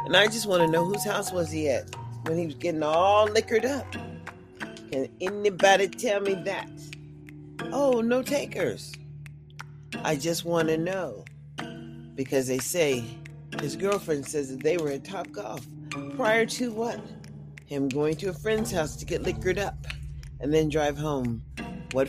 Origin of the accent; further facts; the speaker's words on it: United States; also born or lived in Clark County; I'm African American. But it really doesn't matter. I'm an American first